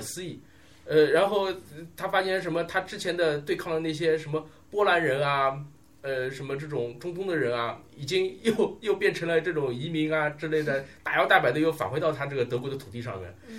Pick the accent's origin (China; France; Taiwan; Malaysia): China; 我们作为中国人啊